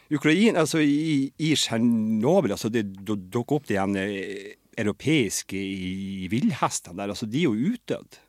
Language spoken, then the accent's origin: Norwegian; Lødingen, Nordland, Norway; also born or lived in Trondheim; now in Bodø, Norway; som også er fra Lødingen, der jeg er fra